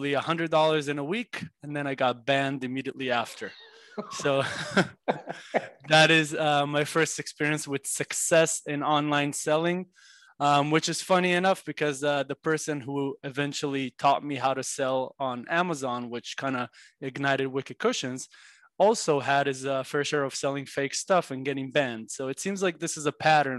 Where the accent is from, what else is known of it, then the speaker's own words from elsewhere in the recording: Israel; moved away as an adult; now in Los Angeles, United States; growing up in Israel